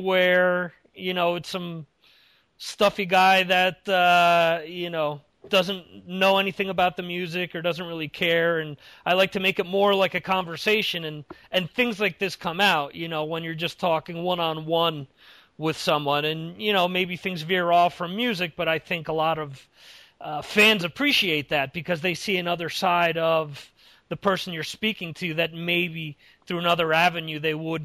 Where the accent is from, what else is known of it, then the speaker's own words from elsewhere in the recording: United States; now in Europe; being an American